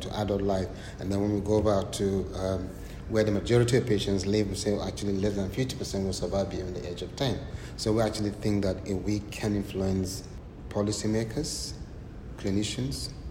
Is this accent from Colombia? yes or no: no; Nigeria; now in United Kingdom; I'm Nigerian. See, I'm Nigerian.